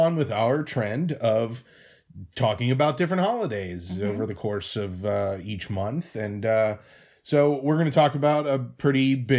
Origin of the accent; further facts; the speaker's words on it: United States; now in Seattle, United States; I'm American.